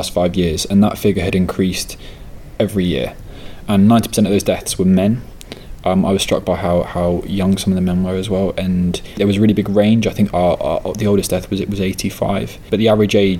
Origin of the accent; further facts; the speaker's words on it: Norfolk, East of England, United Kingdom; now in London, United Kingdom; I am originally from Norfolk in the east of England. I moved to London recently